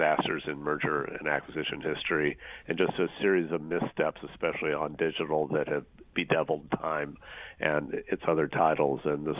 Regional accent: Sioux City, Iowa, United States; an Iowa native myself. I'm from Sioux City.

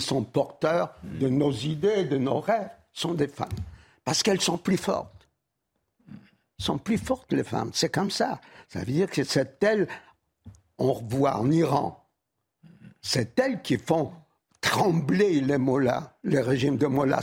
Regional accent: Warsaw, Masovian Voivodeship, Poland; moved away; Varsovie, ma ville natale

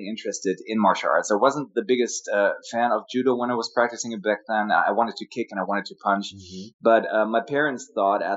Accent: Germany; moved away; also born or lived in United States; I was born and raised in Germany, but I spent huge chunks of my childhood and also of my adult life in the States

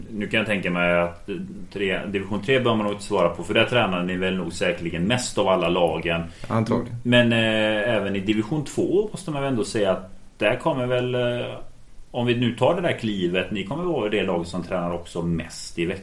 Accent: Gothenburg, Västra Götaland, Sweden; Jag är från Hisingen så är det så.

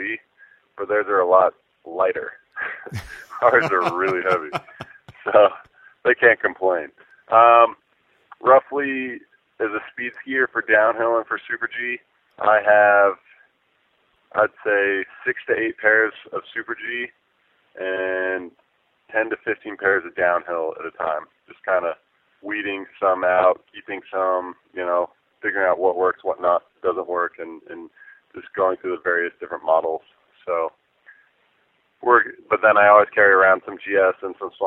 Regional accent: Park City, Utah, United States

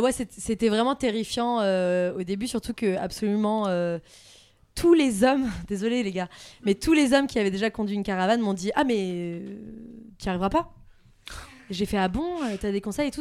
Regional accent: France; accent: French accent and Southern US accent when speaking English; also born or lived in United States; Un accent français

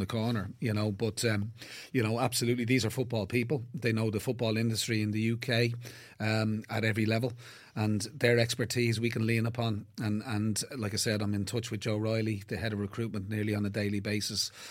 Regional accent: Blackrock, Leinster, Ireland; born and bred in Black, Black Rock

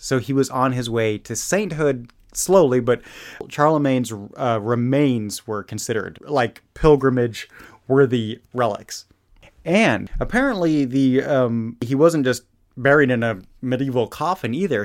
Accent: Germany; moved away; growing up in Germany

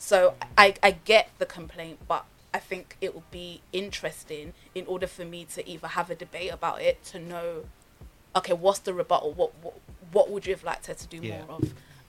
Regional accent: Nigeria; Same as I'm Nigerian, I now want to learn a style from Ghana.

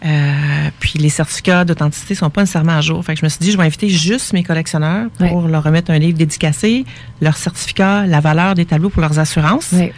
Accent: Quebec, Canada; Je suis québécoise

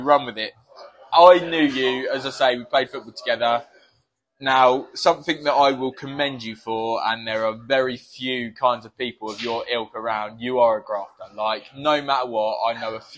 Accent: Worthing, South East England, United Kingdom; moved away; we both grew up in Worthing

